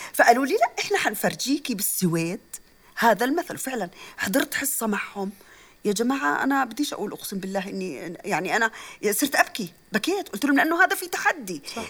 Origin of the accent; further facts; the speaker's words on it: Jordan; عندنا بعمان